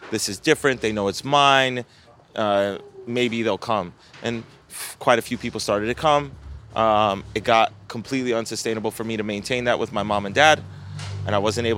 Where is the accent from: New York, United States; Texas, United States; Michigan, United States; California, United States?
New York, United States; New York City; I tell people where I'm from, I wasn't saying like, I would give them as like a point of reference, like, Coney Island, because everyone knows Coney Island. No one knows Manhattan Beach